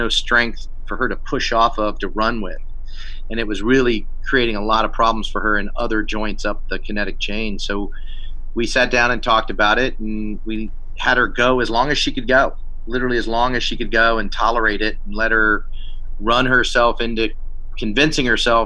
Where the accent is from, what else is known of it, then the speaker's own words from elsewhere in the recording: East Coast, United States; moved away; I grew up on the East Coast and didn't strap a pack on too often back when I was a kid